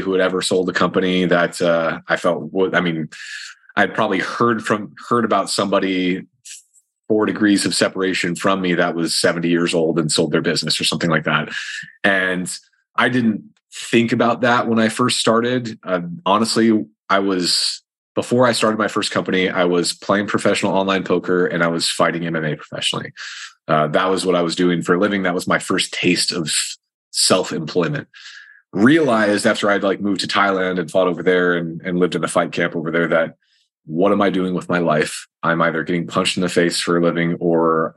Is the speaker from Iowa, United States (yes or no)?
yes; Eastern rural Iowa, United States; I'm from Eastern rural Iowa, and it was very farmer factory where I grew up.